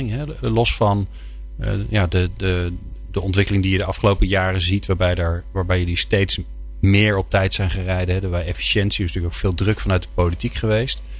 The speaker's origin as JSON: {"language": "Dutch", "country": "Netherlands", "said": "Dat weten wij als Nederlanders"}